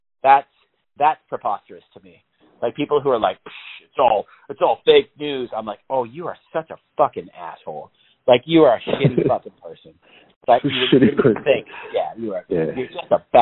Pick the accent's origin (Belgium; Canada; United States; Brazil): Canada; I'm from Canada.